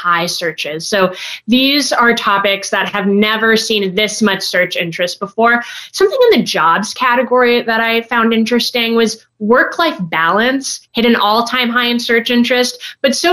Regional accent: California, United States; My home state of California

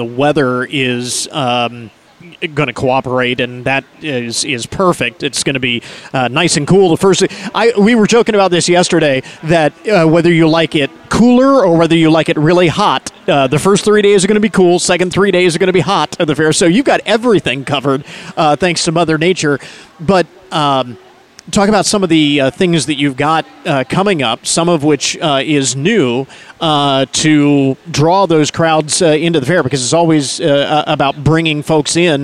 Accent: Logan County, Ohio, United States; where I grew up in Logan County, we had horses

